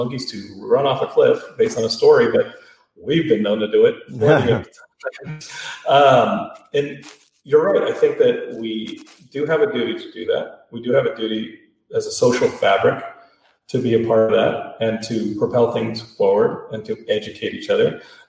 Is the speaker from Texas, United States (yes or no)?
yes; Austin, Texas, United States; I know that locally growing up in Austin, … being the biggest thing.